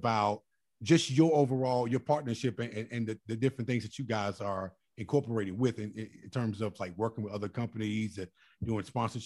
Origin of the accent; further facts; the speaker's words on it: Chicago, Illinois, United States; also born or lived in Mississippi; I'm from Chicago, too. So I know growing up